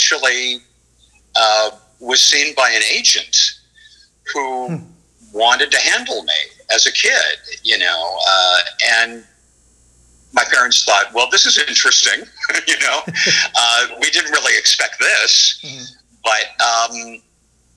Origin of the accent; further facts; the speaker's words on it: Los Angeles, California, United States; because I grew up in Los Angeles, I actually had a chance to start performing professionally early